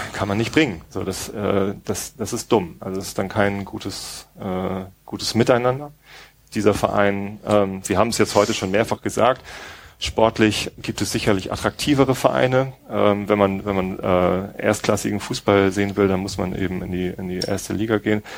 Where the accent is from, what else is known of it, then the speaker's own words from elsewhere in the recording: Tostedt, Lower Saxony, Germany; ich bin in Tosted aufgewachsen